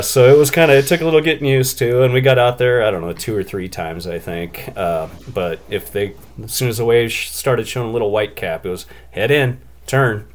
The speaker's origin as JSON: {"language": "English", "area": "Columbia Basin", "region": "Washington", "country": "United States", "tie": "born or raised there", "said": "I grew up in Washington State in the Columbia Basin, right in the middle of the state."}